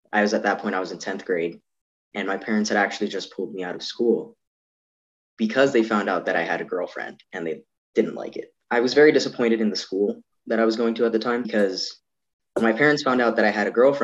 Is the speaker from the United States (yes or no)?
no; Toronto, Ontario, Canada; born there; also born or lived in Yukon; now in Edmonton, Canada; I'm …, a 21-year-old trans guy in Edmonton. I was born in Toronto. We lived there for a bit, went up to the Yukon for a bit.